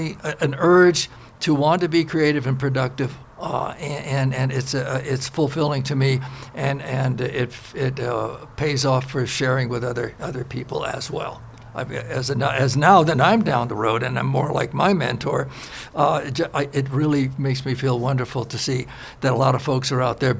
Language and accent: English; New York City, New York, United States; moved away; also born or lived in Los Angeles; I was born in Brooklyn, New York, 1941